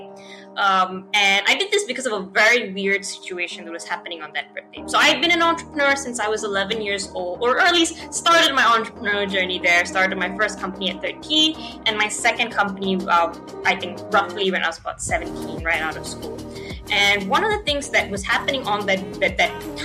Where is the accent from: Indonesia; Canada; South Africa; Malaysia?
Malaysia; I'm from Malaysia.